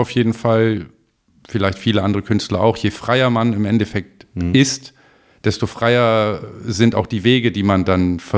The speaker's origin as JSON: {"language": "German", "town": "Oldenburg", "region": "Lower Saxony", "country": "Germany", "said": "Ähm, ich komme normalerweise aus Oldenburg"}